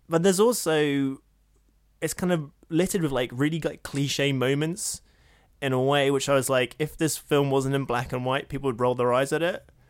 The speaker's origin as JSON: {"language": "English", "country": "United States", "accent": "American", "said": "my American accent"}